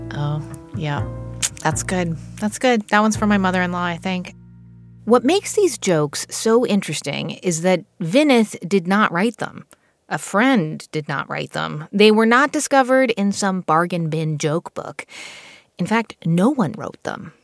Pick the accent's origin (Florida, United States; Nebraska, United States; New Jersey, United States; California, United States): New Jersey, United States; I grew up in New Jersey